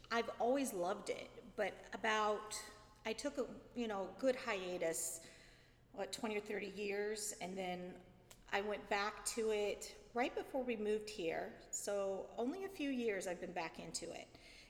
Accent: St. Louis, Missouri, United States; And I came from St. Louis, so when we first started dating, I was a Blues fan.

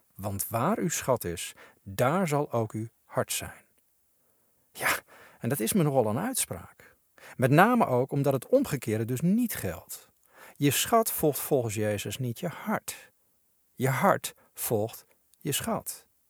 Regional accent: Netherlands

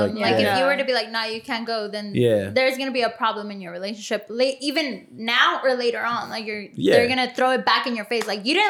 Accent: Montclair, California, United States; I'm from Montclair. I'm originally born.

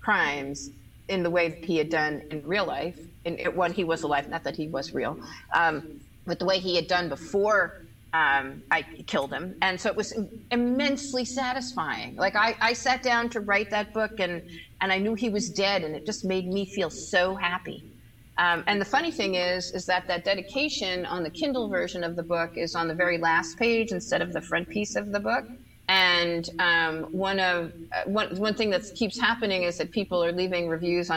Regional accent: New York City, New York, United States; I grew up in New York City

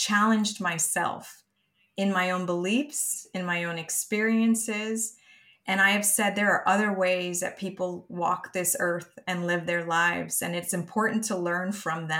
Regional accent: New York City, New York, United States; growing up in Brooklyn, New York

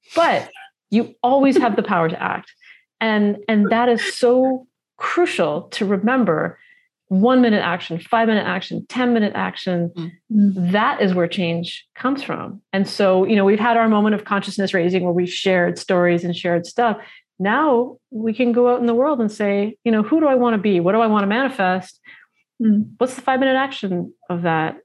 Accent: Toronto, Ontario, Canada; I grew up in Toronto

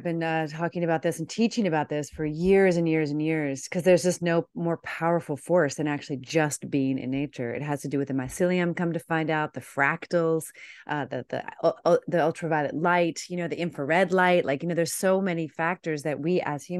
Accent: Washington, D.C. area, United States; I remember my mom and I grew up outside of Washington, D.C.

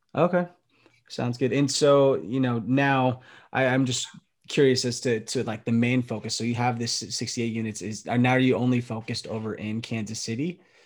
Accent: Philippines; as a Filipino man, I can understand because my, my family loves karaoke as well

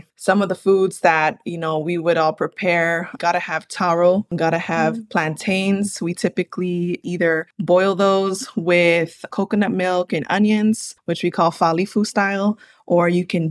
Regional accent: San Bernardino, California, United States; also born or lived in Santa Ana, California; I was born there in Santa Ana and then raised in my hometown here in the city of San Bernardino, which is also where I'm calling in from

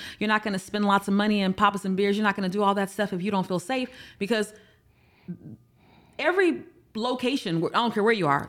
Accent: United States; Like, I'm an American. And a lot of times we have that.

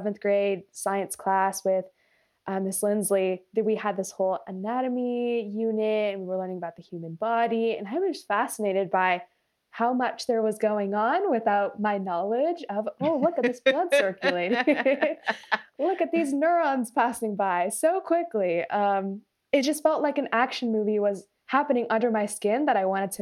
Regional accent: Folsom, California, United States; also born or lived in Alameda County, California; I grew up in Folsom, California, near Sacramento

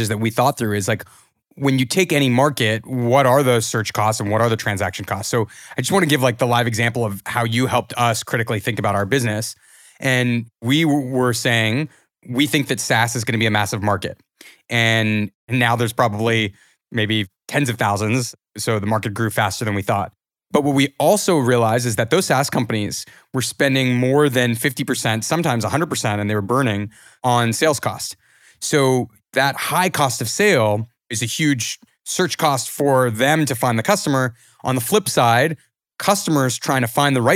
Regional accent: Canada; as Canadian founders

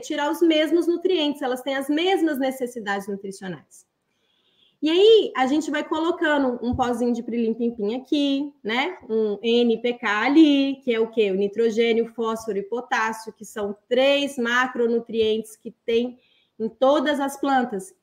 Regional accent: Belo Horizonte, Minas Gerais, Brazil; eu nasci num apartamento em Belo Horizonte, Minas Gerais

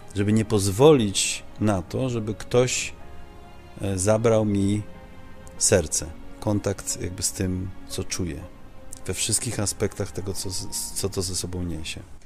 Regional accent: Netherlands; now in Poland; ja dorastałem e, w Holandii

